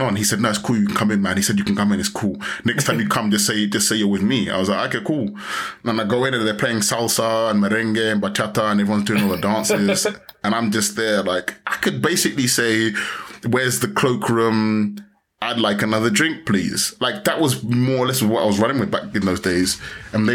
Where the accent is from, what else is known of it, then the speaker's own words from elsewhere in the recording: London, United Kingdom; moved away as an adult; also born or lived in Ghana; now in Spain; And I said, London